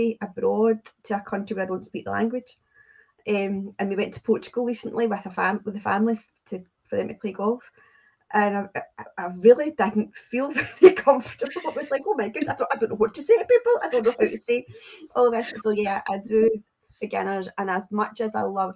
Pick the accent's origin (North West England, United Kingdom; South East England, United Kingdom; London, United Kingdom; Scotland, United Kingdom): Scotland, United Kingdom; accent: Scottish; I am Scottish, in case you can't tell from the accent